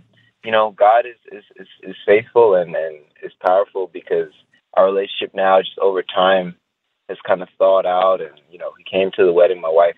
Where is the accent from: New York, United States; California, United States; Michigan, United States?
New York, United States; New York City; now in Tampa, United States; I grew up in New York City. My dad is a Muslim from West Africa, from Senegal. And my mother, she has since passed, but the last 9 years of her life, she was a Christian, she was a disciple.